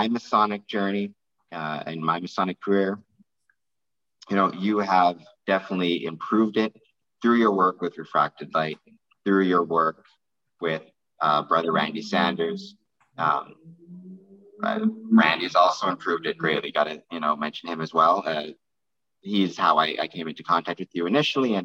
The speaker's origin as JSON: {"language": "English", "country": "Canada", "said": "I am from Canada"}